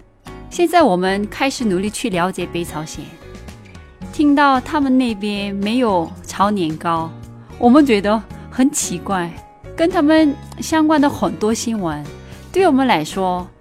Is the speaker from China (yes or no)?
no; South Korea; 作为一个韩国人，